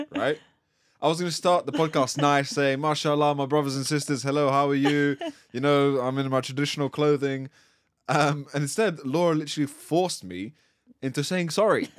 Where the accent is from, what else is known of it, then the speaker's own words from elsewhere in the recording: Latvia; moved away; I'm from Latvia.